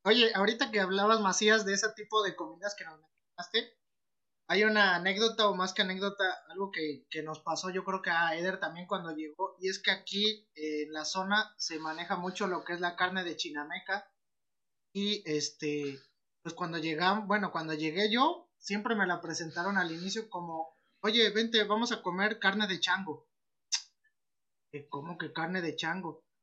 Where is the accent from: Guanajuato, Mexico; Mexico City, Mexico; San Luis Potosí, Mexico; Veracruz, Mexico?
Veracruz, Mexico; Orizaba; now in Amatlán, Mexico; en Orizaba, soy de Orizaba, pero yo vivo en Amatlán